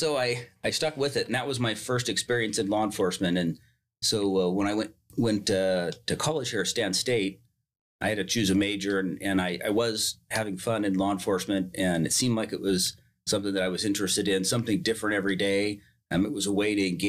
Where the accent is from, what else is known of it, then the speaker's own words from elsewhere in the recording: Turlock, California, United States; I grew up here in Turlock, born here in Turlock